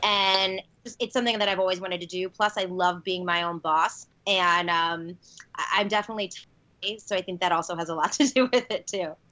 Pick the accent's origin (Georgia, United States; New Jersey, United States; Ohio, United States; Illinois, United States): Illinois, United States; Chicago; born and bred in Chicago, one of the best cities in the world